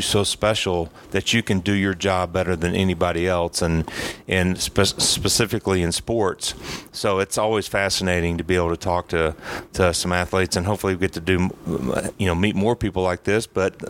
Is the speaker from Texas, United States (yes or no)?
no; Conyers, Georgia, United States; Obviously, being a Braves fan, growing up in Conyers, and getting to know him a little bit.